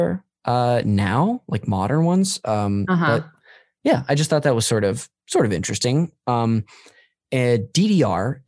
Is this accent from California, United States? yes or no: yes; Modesto, California, United States; I'm from Modesto up north